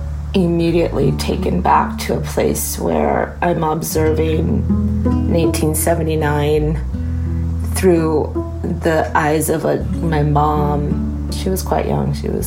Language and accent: English; United States; born there; That because I'm American-born and I've had a very privileged life in comparison to my brothers and sisters